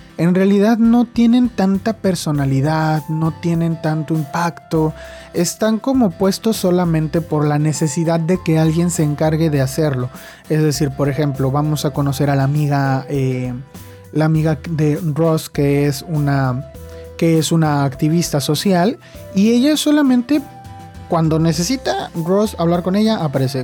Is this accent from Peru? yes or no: no; Mexico; soy de México